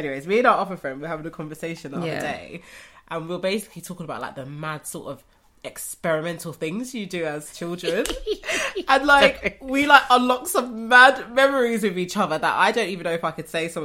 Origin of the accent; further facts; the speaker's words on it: London, United Kingdom; growing up in Rotherhithe.